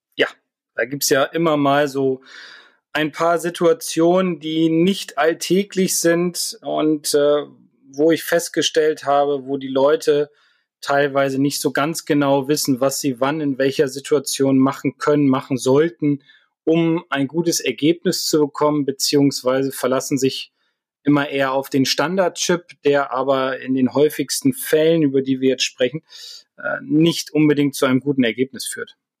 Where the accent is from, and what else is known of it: Northern Germany, Germany